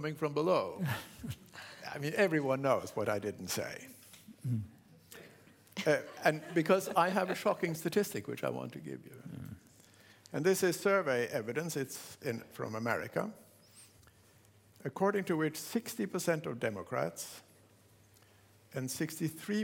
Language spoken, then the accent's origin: English; United Kingdom; I come from Britain.